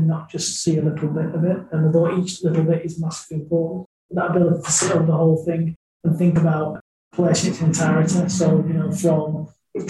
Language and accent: English; Burnley, North West England, United Kingdom; also born or lived in Wigan / overseas (cricket-playing country); I was born actually in Wigan, and I moved from Wigan when I was 2. We lived overseas in a country that primarily played cricket. And then I moved to Burnley when I was about 9